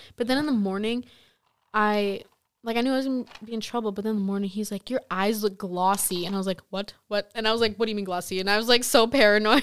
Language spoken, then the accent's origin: English; Stoughton, Wisconsin, United States; I'm, like, from a really small town. You've probably never heard of it. Like, it's, like, thirty minutes from Madison.